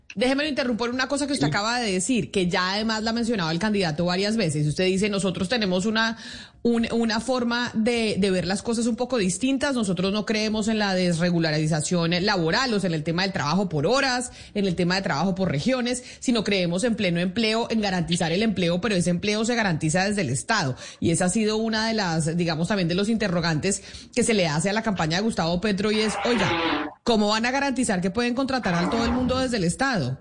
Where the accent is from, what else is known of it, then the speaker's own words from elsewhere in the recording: Colombia; todos nosotros, de los colombianos